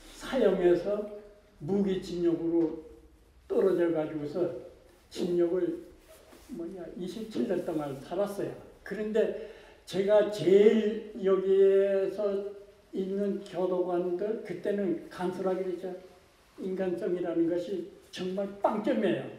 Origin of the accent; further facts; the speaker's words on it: Kusong, North Pyongan, North Korea; moved away as an adult; also born or lived in Pakchon; now in South Korea; 평안북도 구성입니다. 태어나기는 박천에서 태어났는데 크기를 그 저 구성에 가서